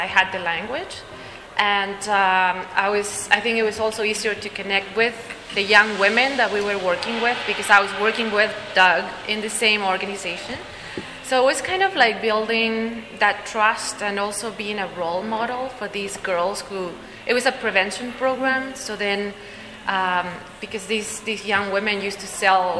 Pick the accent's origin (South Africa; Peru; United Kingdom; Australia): Peru; moved away as an adult; also born or lived in Bolivia; now in Canada; I come from Peru. I've been in Canada for 6 years already